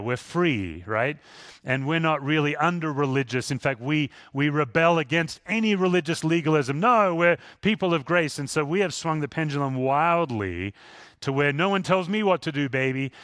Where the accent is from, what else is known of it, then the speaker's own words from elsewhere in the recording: Perth, Western Australia, Australia; moved away; Where I grew up in Western Australia, it's the most isolated city in the world.